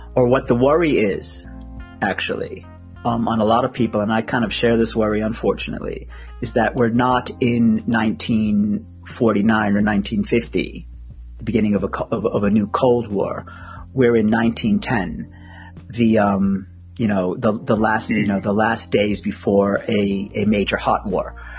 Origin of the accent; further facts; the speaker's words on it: United States; as, an American